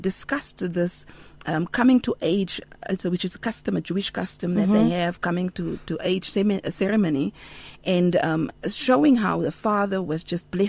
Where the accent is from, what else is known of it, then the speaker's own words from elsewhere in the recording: Paarl, Western Cape, South Africa; moved away; also born or lived in Hong Kong; I hail from Paul. I was born to a single mother